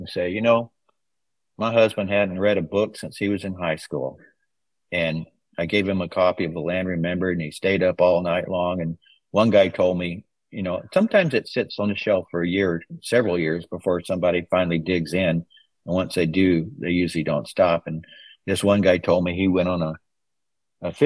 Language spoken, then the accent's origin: English; Mississippi, United States; now in Central Coast, California, United States; We're both from Mississippi